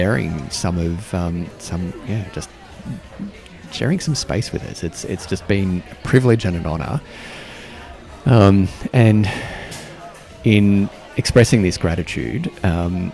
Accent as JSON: {"language": "English", "country": "Australia", "lives_now": "Canberra, Australia", "said": "being Australian"}